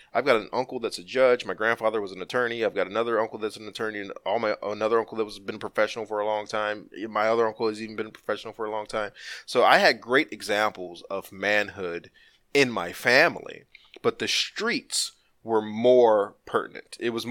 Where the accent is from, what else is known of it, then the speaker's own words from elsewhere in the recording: Compton, California, United States; I'm a child from an absentee father. I grew up in Compton.